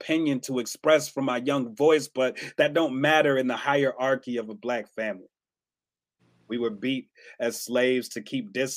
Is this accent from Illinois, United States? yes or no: yes; Chicago, Illinois, United States; now in Madison, United States; I hail from Madison, Wisconsin, by way of Chicago, Illinois. I was born there. I live here